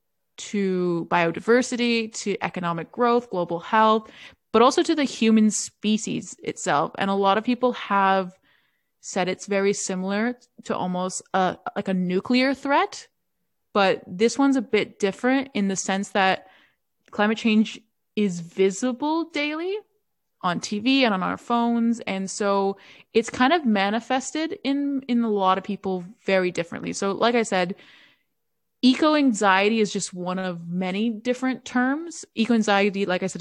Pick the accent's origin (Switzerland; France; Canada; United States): Canada; Toronto, Ontario; I'm from Toronto, Canada, but my family is from Italy, so I guess I'm Italian-Canadian